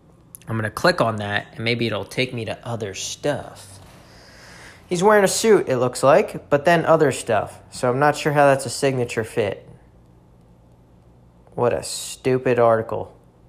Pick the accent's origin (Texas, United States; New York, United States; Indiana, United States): New York, United States; Yeah, I mean, I'm from New York.